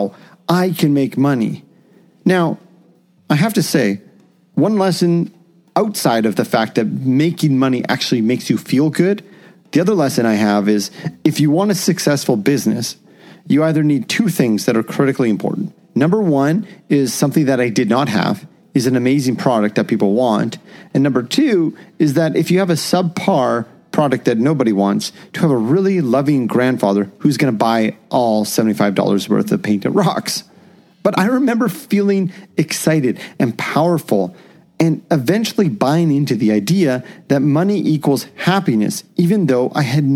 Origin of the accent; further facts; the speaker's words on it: Canada; as a Canadian